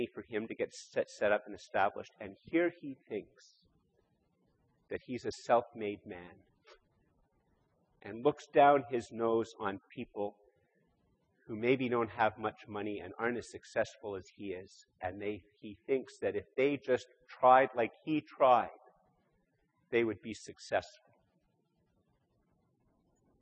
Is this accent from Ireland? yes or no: no; Canada; I'm born here in Canada.